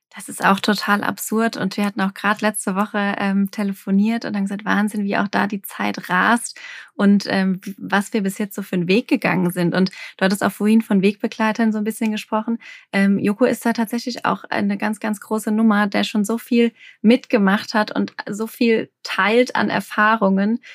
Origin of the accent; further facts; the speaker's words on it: Alsheim, Rhineland-Palatinate, Germany; ich komme aus dem Anbaugebiet Rheinhessen, ähm, ich bin damit aufgewachsen, die Weinberge vor der Tür.